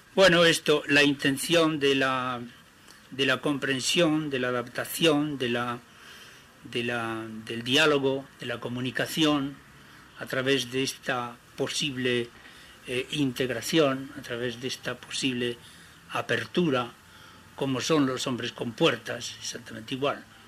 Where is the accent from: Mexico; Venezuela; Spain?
Spain; Crivillén, Aragon; moved away; mi pueblo de Cribillén